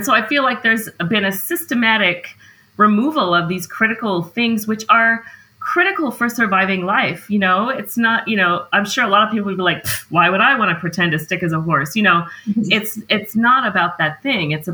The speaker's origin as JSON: {"language": "English", "region": "Montana", "country": "United States", "said": "I'm from Montana."}